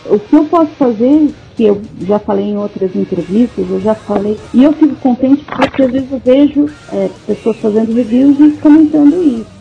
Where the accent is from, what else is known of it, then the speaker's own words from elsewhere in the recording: Brazil; eu sou brasileira